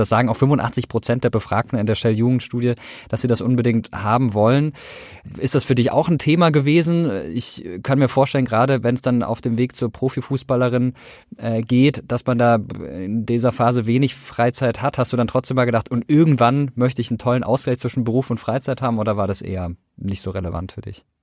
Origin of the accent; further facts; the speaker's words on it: Karlsruhe, Baden-Württemberg, Germany; ich komme aus Karlsruhe